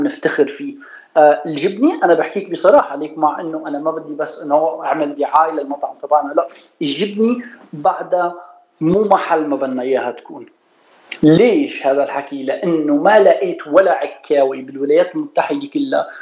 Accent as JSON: {"language": "Arabic", "town": "Suwayda", "region": "As-Suwayda Governorate", "country": "Syria", "also_born_or_lived": "United States", "moved": "as an adult", "lives_now": "Los Angeles, United States", "said": "أنا من السويدة، من سوريا"}